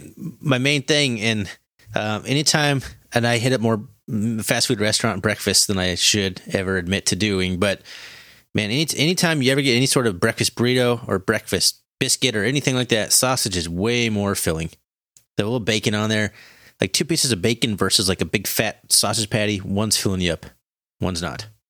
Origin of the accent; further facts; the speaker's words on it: Montana, United States; We're from Montana. You had to drive two hours to get anywhere